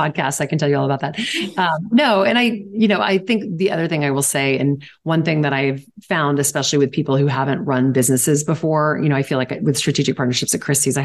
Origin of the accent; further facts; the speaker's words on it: Louisiana, United States; now in New York, United States; I'm from Louisiana